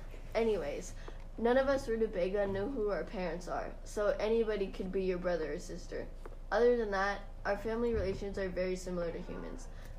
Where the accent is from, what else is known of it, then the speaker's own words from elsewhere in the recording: Sweden; now in Washington, United States; Oh, well, I'm originally from Sweden. That's where rutabaga grow primarily. And like I said earlier, I now live on a small farm in Washington.